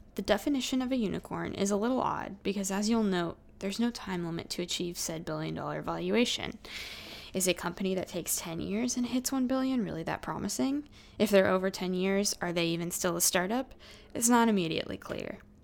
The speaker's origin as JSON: {"language": "English", "area": "Silicon Valley", "region": "California", "country": "United States", "tie": "born or raised there", "said": "growing up in Silicon Valley"}